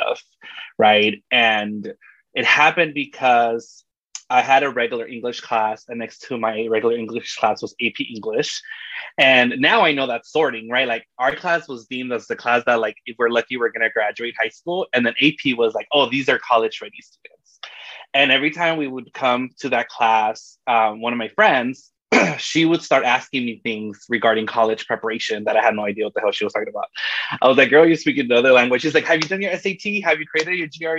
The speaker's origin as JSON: {"language": "English", "town": "Los Angeles", "region": "California", "country": "United States", "tie": "born or raised there", "said": "I grew up in South Central, Southeast Los Angeles"}